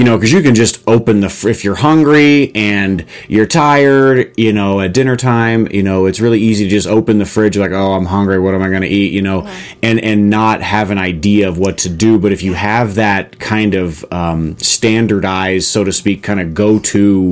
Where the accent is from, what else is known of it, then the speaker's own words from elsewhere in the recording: Texas, United States; also born or lived in Arizona; now in Colorado, United States; growing up in Texas and living in Arizona